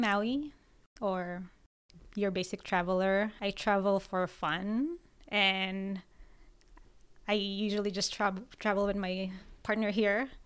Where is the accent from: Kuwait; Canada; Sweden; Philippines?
Philippines; moved away; coming to our home, my hometown